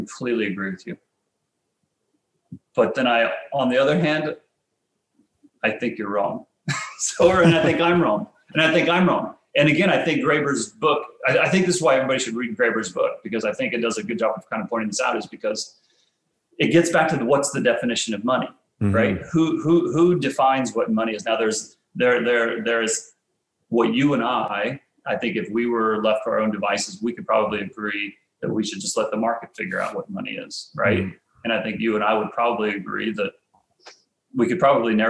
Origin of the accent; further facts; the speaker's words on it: Nebraska, United States; I grew up in Nebraska, and in Nebraska, football is a religion